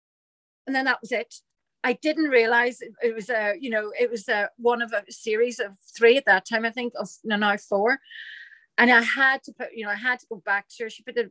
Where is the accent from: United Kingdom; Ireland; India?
Ireland; it's definitely an Irish thing